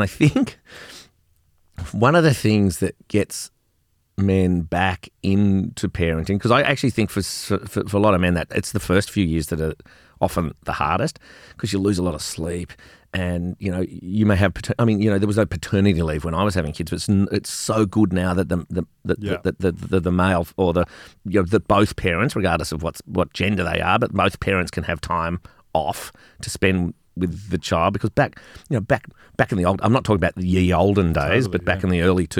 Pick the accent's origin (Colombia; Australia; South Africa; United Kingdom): Australia; Melbourne, Victoria; Which is a very Melbourne thing, because I grew up in Melbourne.